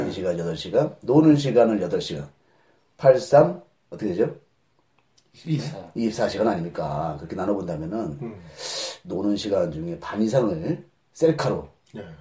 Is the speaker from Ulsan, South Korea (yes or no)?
no; Seoul, South Korea; born there; 아, 저 서울에서 태어났습니다.